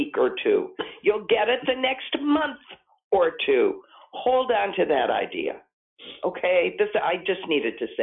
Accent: St. Louis, Missouri, United States; moved away; my hometown St. Louis newspaper

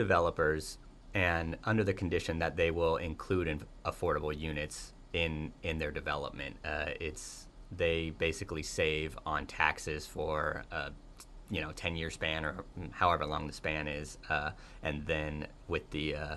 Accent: California, United States; moved away as an adult; also born or lived in Boston; now in Pittsburgh, United States; I'm from California

